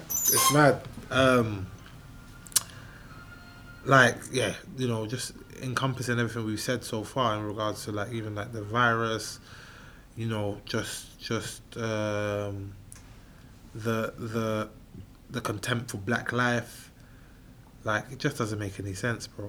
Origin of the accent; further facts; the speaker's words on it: United Kingdom; accent: Cockney; I'm British. I would say I'm Black British. I'm British born Ghanaian